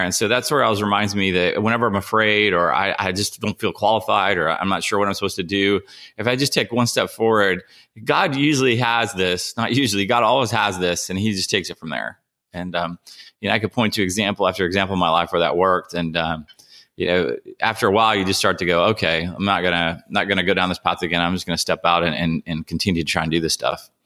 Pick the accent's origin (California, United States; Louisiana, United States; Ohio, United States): Ohio, United States; also born or lived in Nashville, Tennessee; now in San Diego, United States; I grew up in Ohio, and, uh, I moved here from Nashville